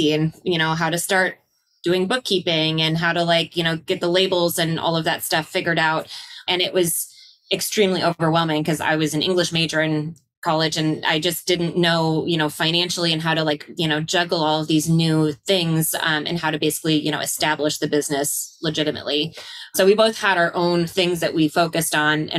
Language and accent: English; Illinois, United States; moved away; also born or lived in Los Angeles; I'm from Illinois